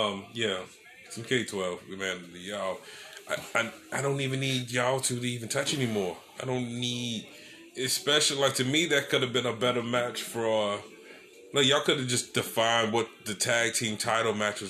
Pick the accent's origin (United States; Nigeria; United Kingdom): Nigeria; Hey, I am a Nigerian cougar.